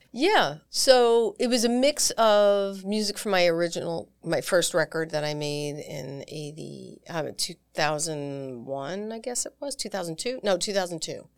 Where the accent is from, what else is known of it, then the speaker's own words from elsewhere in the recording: New York, United States; also born or lived in Long Island / Manhattan / Syracuse; I grew up on the East Coast in New York